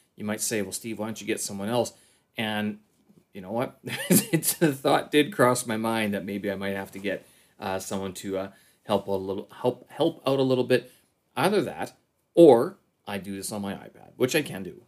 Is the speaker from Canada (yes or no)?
yes; Canada; now in Beijing, China; I'm a Canadian expat here in, uh, uh, in Beijing, China